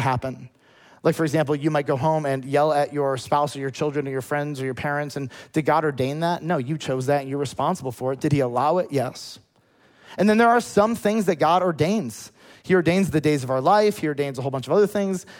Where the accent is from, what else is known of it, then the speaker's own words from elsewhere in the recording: United States; As an American